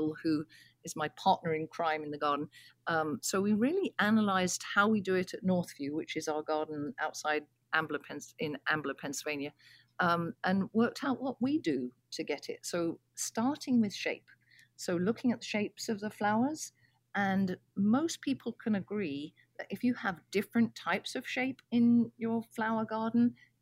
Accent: England, United Kingdom; moved away; I grew up in England, as you can probably tell from my accent

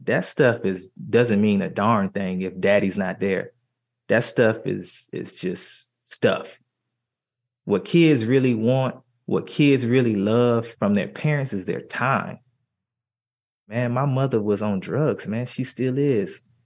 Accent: Miami, Florida, United States; moved away; also born or lived in Philadelphia; I come from Liberty City

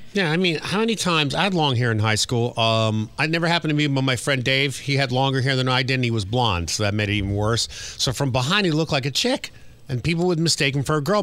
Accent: United States; also born or lived in New Jersey / New York; When I grew up in New Jersey and New York, the work permit age was

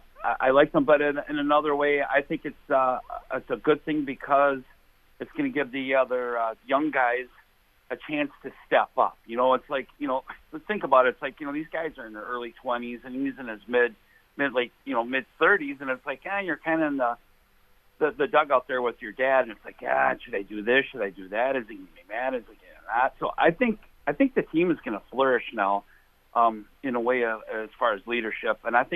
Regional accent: Chicago, Illinois, United States; I was born in Chicago

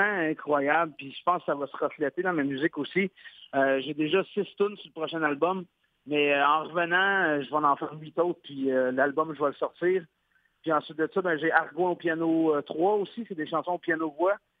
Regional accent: Quebec, Canada; je suis québécois.

